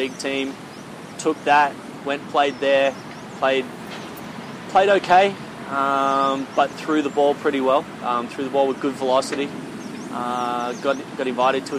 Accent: Australia; now in South Korea; Played rugby, you know, growing up in Australia

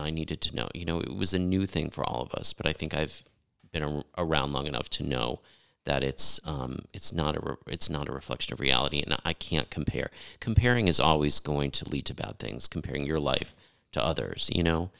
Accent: Connecticut, United States; I grew up in the East Coast, uh, in Connecticut

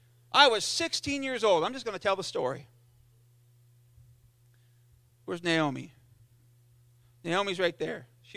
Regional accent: South East England, United Kingdom; And I remember feeling the power of God in Sunday school and growing up in Sussex.

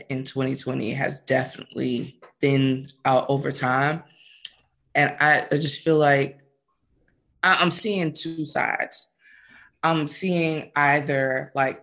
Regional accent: Charleston, United States; now in Nashville, United States; I'm originally from Charleston

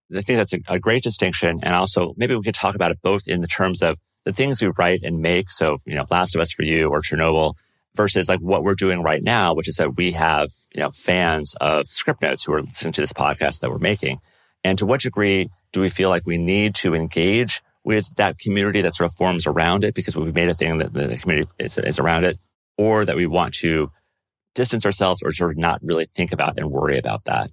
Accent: United States; As an American

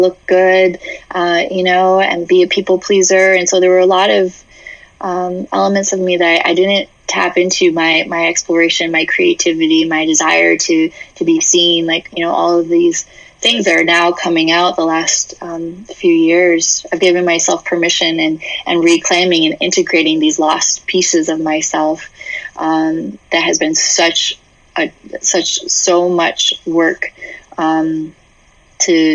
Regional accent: New Hampshire, United States; I grew up in New England. I grew up in New Hampshire. Yeah, a little small town.

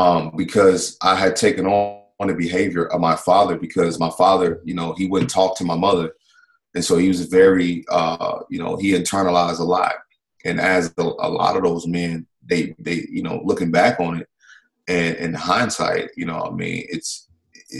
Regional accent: Mississippi, United States; I grew up in the South in Mississippi.

